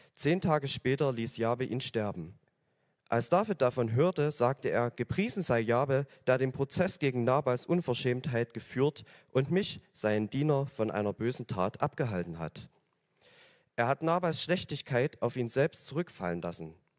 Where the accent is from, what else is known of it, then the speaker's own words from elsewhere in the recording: Oberdorf, Germany; ich komme aus Oberdorf, also das ist ein, ein Hügel hier einmal drüber